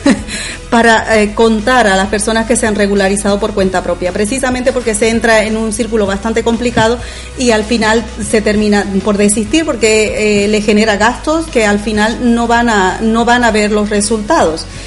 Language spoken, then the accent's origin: Spanish; Bolivia; moved away as an adult; also born or lived in Andalusia, Spain; now in Spain; yo soy de Bolivia originalmente, aunque llevo ya aquí afincada pues hace unos 13 años